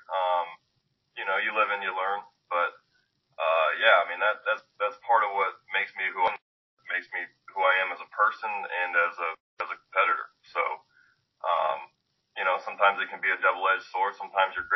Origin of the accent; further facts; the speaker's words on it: the South, United States; growing up in the South